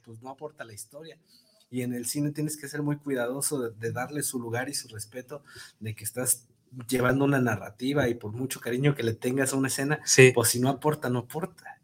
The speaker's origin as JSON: {"language": "Spanish", "town": "Tonalá", "region": "Jalisco", "country": "Mexico", "said": "yo, yo, soy de Golden Hills"}